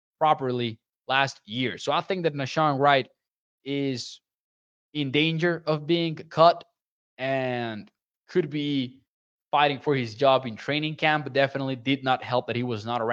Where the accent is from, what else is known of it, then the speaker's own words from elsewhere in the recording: Chihuahua, Mexico; I've been working with the Caudillos de Chihuahua, which are from my hometown, since they were founded in 2019